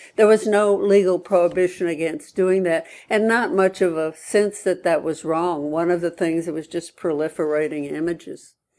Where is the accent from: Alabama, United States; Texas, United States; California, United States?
Alabama, United States; Birmingham; I was born and brought up in Birmingham, Alabama.